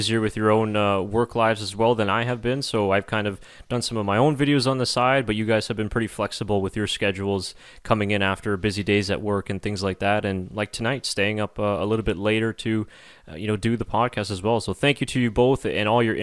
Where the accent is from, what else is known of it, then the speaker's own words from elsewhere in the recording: Canada; we are not Dutch, we are Canadian